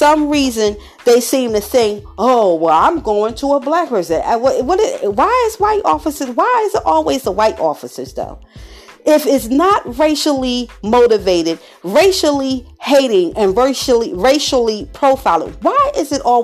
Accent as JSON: {"language": "English", "town": "Philadelphia", "region": "Pennsylvania", "country": "United States", "said": "I'm from Philadelphia, Pennsylvania"}